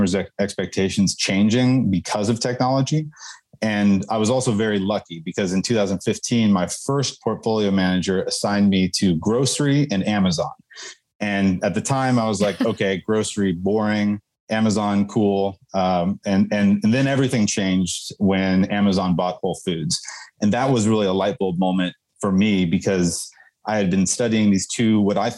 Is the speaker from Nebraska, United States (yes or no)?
no; Houston, Texas, United States; I'm from Houston, Texas.